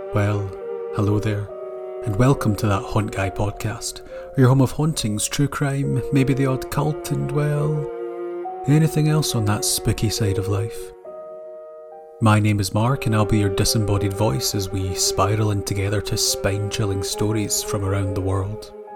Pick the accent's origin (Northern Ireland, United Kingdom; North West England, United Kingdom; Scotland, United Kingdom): Scotland, United Kingdom; Born and raised in Scotland, storytelling has always been part of my culture